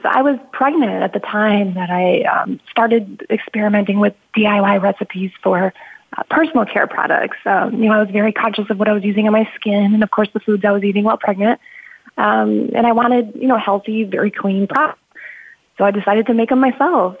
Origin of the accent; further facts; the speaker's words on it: Midwest, United States; also born or lived in Chicago; I grew up in the Midwest. You know, I had a a very, I guess, typical Midwestern family.